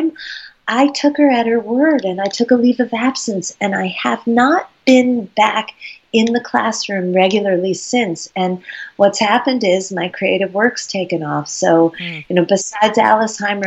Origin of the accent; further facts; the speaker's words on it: United States; also born or lived in Vermont / Dublin; In Dublin, I'm the only American